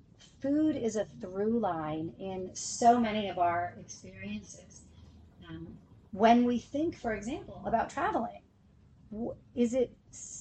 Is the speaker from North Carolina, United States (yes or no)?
no; Santa Maria, California, United States; I grew up in Santa Maria. I went to high school up there.